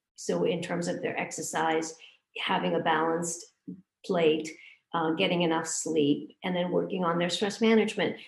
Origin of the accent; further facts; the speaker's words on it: Hong Kong; moved away; also born or lived in India; I was born in India. I grew up in Hong Kong